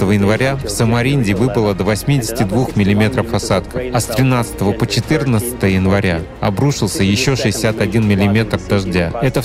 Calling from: Mogilev, Mogilev Region, Belarus; из Могилева, Беларусь.

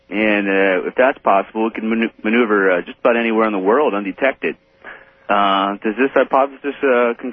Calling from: Memphis, Tennessee, United States; in Memphis on uh, WMC.

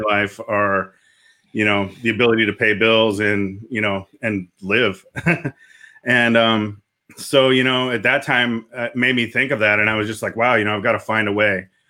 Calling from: Coppell, Texas, United States; I'm calling in from Capel, Texas, which is basically Dallas.

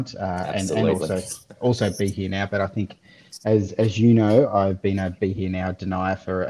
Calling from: Victoria, Australia; I'm dialing in from the People's Republic of Victoria, under lockdown once again

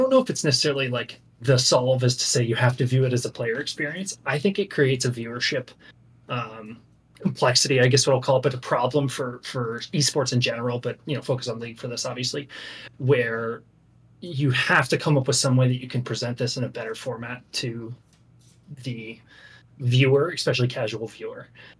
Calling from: Wilmington, Delaware, United States

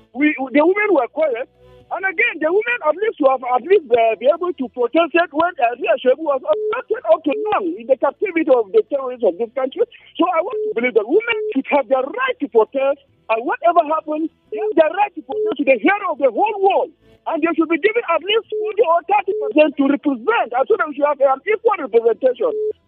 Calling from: Jos, Plateau, Nigeria; I'm calling from Philosophical Quarters, University of Jos.

